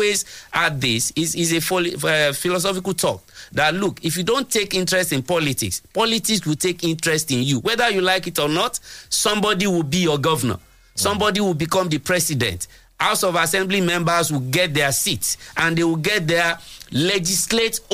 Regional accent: Egba, Ogun State, Nigeria; Is an Egba man because I'm from Egba

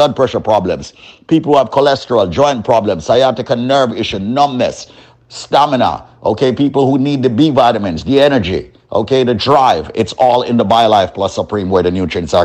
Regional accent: Guyana; I am from Guyana

